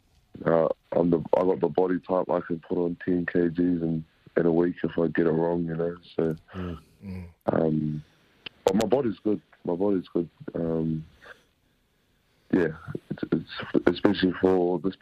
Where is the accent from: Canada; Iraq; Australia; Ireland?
Australia; also born or lived in Whangarei, New Zealand; now in Christchurch, New Zealand; I never thought I'd live in New Zealand in my life, growing up in Australia